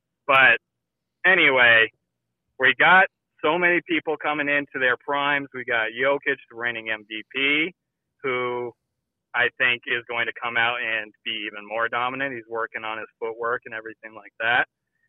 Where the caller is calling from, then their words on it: Colorado, United States; calling from Colorado.